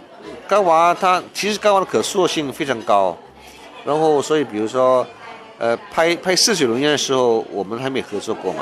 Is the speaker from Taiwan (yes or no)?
no; China; 占卦这种事情呢，原来是我们中国人的传统啊。